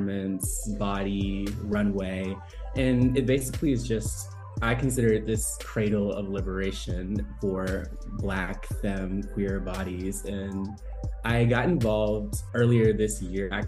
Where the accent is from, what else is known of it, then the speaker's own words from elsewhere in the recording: Northwest Arkansas, United States; moved away; also born or lived in Atlanta, Georgia; I grew up in Northwest Arkansas